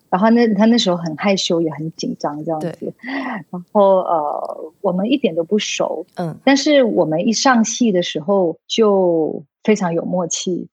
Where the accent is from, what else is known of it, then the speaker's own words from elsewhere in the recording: Kedah, Malaysia; moved away; 我小的时候 在马来西亚一个小镇长大。嗯。我长大的那个小镇，呃，那个州叫米都之乡，就是嗯。产米的哦，很多稻田哇